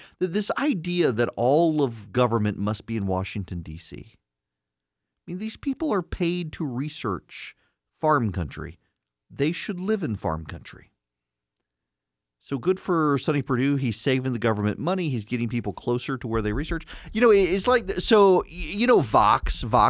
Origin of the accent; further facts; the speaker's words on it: Dubai, United Arab Emirates; I grew up in Dubai. From 80 to 90, lived in Dubai. My school was three stories high, a few blocks from the beach.